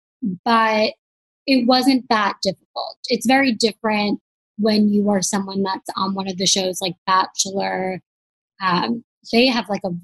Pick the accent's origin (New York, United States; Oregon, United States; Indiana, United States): New York, United States; moved away; also born or lived in Los Angeles; I'm from New York, like a very accepting place. And then I lived